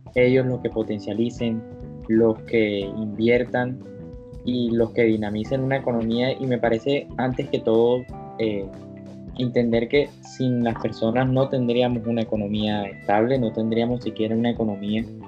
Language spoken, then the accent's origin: Spanish; Colombia; como colombiano